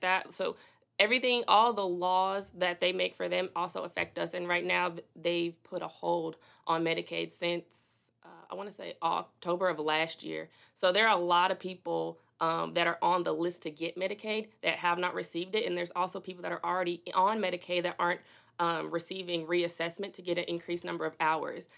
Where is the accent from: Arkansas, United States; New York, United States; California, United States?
Arkansas, United States; Little Rock; also born or lived in Fitchburg, Massachusetts; I came to Little Rock when I was about seven years old